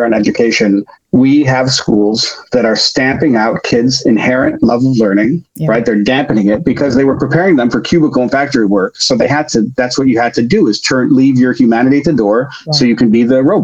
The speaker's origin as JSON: {"language": "English", "town": "Chicago", "region": "Illinois", "country": "United States", "tie": "born or raised there", "also_born_or_lived": "France", "moved": "yes", "said": "I grew up in Chicago"}